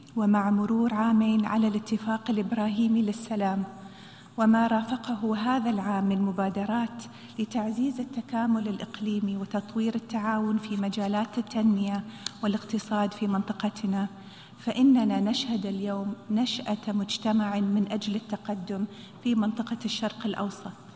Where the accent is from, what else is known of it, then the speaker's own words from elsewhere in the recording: United Arab Emirates; خيارنا في دولة الإمارات